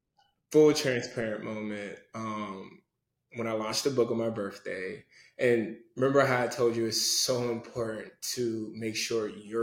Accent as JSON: {"language": "English", "area": "Prince George's County", "region": "Maryland", "country": "United States", "said": "Being from a Nigerian from PG County"}